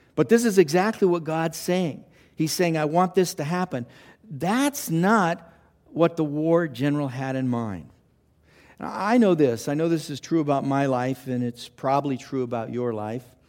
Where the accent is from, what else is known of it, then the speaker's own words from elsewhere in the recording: Los Angeles, California, United States; I grew up in Los Angeles